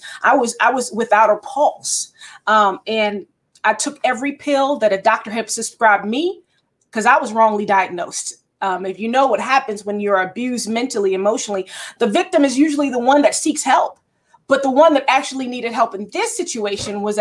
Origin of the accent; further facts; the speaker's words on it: Baltimore, Maryland, United States; also born or lived in Towson, Maryland; I was born and raised in Baltimore, Maryland. I spent some years here and there, but mostly Baltimore is my hometown